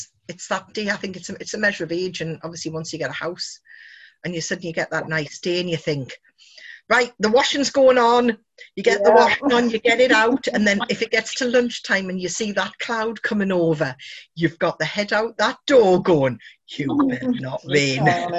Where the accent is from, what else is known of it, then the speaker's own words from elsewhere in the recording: United Kingdom; We're very British to talk about the weather.